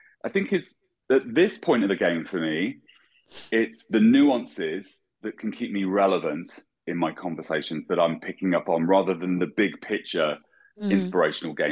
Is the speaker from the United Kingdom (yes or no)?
yes; England, United Kingdom; moved away; I'm an English colorist.